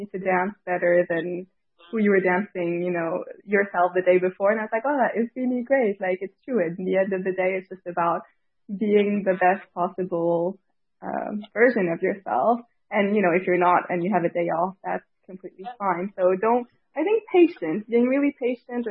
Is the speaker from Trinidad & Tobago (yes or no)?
no; Paris, Île-de-France, France; also born or lived in Tahiti; I was raised in Paris, and I went to high school there, and I'd go back to Tahiti during the summer.